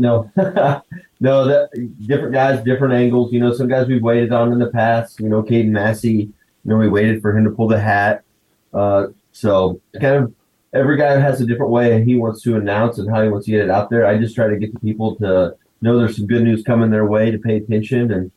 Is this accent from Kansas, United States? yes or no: yes; Wichita, Kansas, United States; I grew up in Wichita